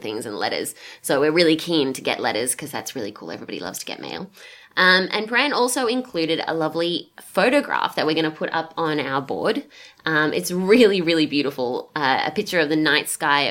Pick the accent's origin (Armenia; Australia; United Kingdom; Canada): Australia; moved away; As an Australian in the Northern Hemisphere